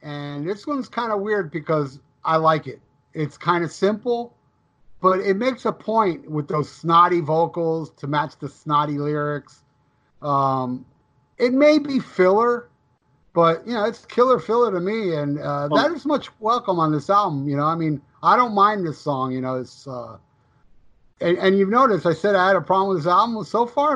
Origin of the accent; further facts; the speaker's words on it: United States; I'm American, bro.